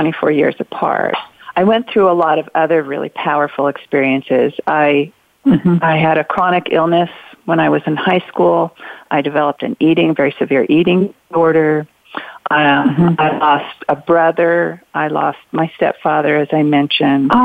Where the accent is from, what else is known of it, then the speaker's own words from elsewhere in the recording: Southern Oregon, United States; also born or lived in Santa Barbara, California / Chicago / San Francisco; I grew up here in Southern Oregon from the time I was 6 years old, did all my lower schooling here.